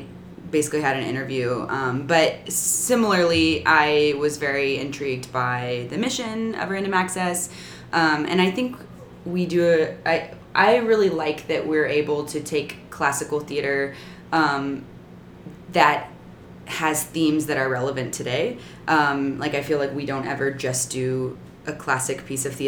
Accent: Texas, United States; moved away as an adult; now in New York City, United States; from Texas originally. I have been up here for about 5 years now

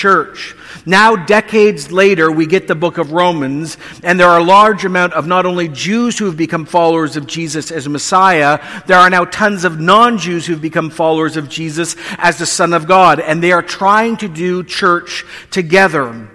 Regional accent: Canada

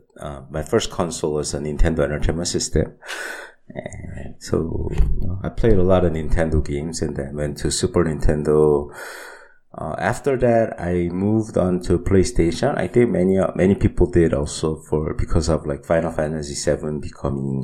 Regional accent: Seoul, South Korea; also born or lived in United States; So I was born and raised in Seoul.

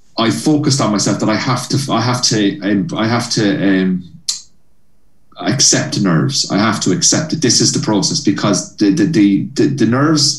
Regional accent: Cork, Munster, Ireland; moved away as an adult; now in Belfast, United Kingdom; I grew up in Cork, like where there was nothing, you know, in south of Ireland

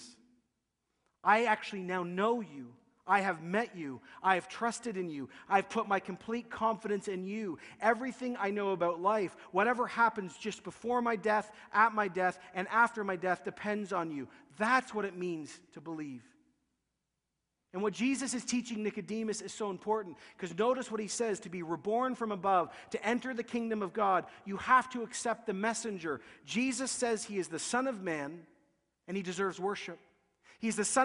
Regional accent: Canada; We're kind people. We're religious people. We're Canadian

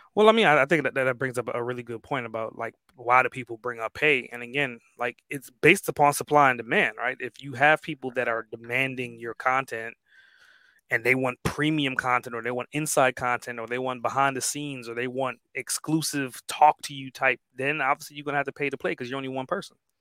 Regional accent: Trinidad & Tobago; now in United States; I'm, like, more so, like, a Caribbean person, right? I was born in the islands

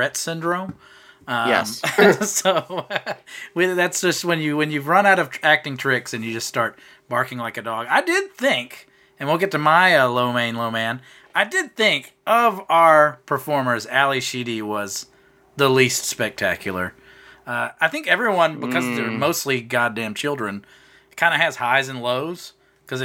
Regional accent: the South, United States; growing up in the South

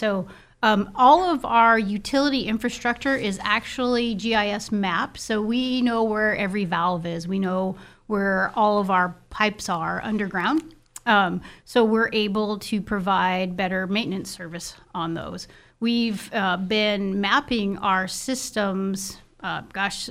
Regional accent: Libby, Montana, United States; also born or lived in Seattle, Washington; now in Kalispell, United States; I was raised in Libby, Montana

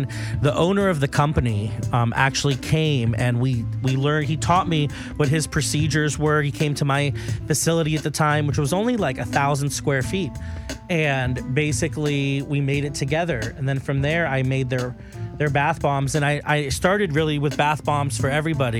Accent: Miami, Florida, United States; I'm from Miami.

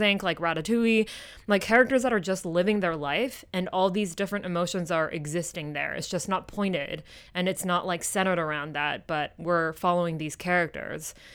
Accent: Kyoto, Japan; growing up in Japan, specifically in Kyoto

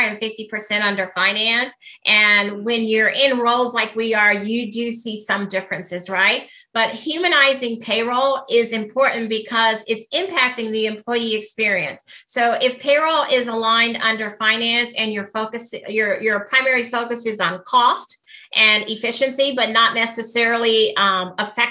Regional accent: United States; Being American

